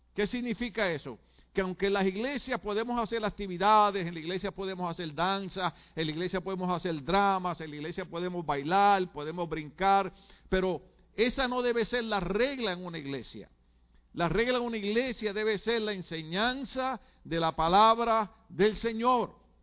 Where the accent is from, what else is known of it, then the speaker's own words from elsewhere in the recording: Puerto Rico; en mi país cuando hablamos y conversamos